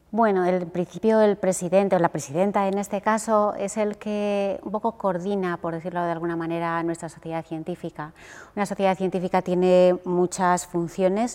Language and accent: Spanish; Huesca, Aragon, Spain; yo soy de un sitio pequeño, soy de Huesca